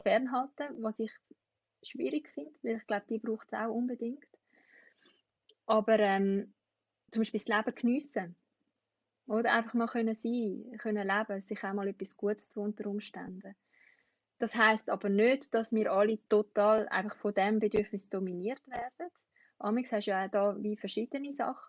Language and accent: German; Switzerland; in der Schweiz